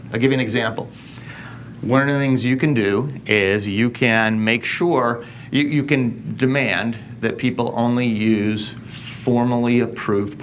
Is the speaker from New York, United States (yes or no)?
yes; Binghamton, New York, United States; I grew up in Binghamton, New York